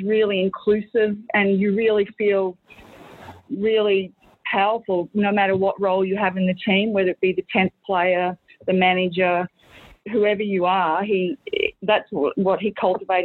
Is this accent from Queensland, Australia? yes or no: yes; Collinsville, Queensland, Australia; moved away; also born or lived in Brisbane; I was from Collinsville